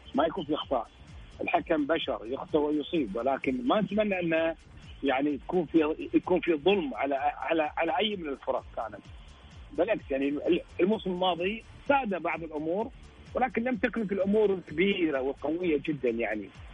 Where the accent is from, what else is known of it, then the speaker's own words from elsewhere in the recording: Kuwait; انا كويتي